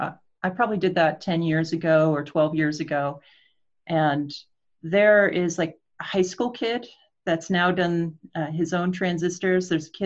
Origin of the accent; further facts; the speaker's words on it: Portland, United States; I'm from Portland